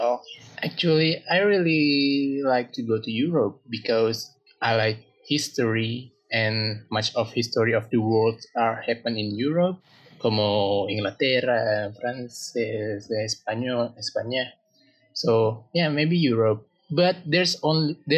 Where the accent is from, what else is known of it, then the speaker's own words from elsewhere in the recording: Indonesia; English is a second language; I'm from Indonesia